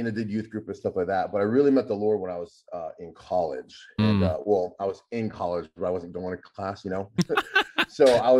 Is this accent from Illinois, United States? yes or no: no; Fort Lewis, Washington, United States; born there; also born or lived in Germany / Guam; So I was born in Fort Lewis, Washington, but we moved everywhere, Germany